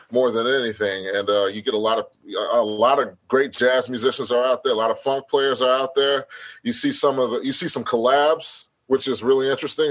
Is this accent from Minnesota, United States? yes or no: no; Houston, Texas, United States; I'm from Houston